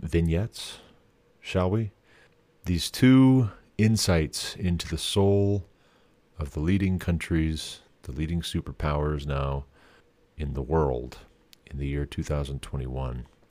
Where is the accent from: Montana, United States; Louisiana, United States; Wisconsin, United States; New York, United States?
Montana, United States; my home state of Montana